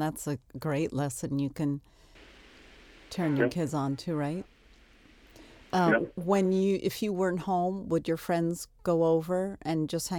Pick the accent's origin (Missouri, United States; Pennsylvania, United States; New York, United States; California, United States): New York, United States; Long Island; I grew up on Long Island, and we grew up in a town that was the same thing.